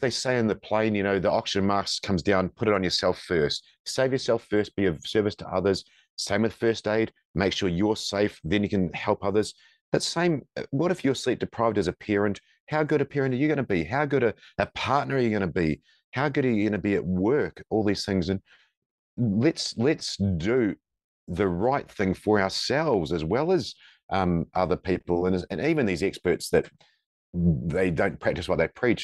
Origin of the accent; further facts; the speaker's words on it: New Zealand; moved away as an adult; now in Perth, Australia; I'm from New Zealand, and, uh, when I was in the Special Forces, the th, four of us, including myself, were looking to come and move to Perth